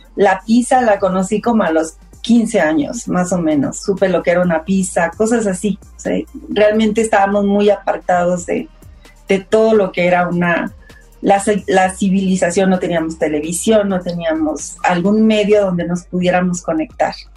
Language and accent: Spanish; Coahuila, Mexico; moved away as an adult; now in Mexico City, Mexico; nací en Coahuila